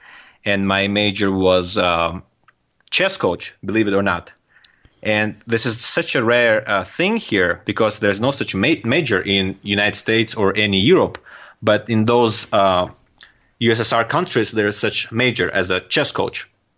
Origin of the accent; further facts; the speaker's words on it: Turkmenistan; accent: Turkmen; first language Russian; English is a second language; now in United States; My first language is a Russian language, and I do understand and speak Turkmen language as well. Although now living here in US for almost 10 years, I do forget, and my accent is getting terrible, the Turkmen accent.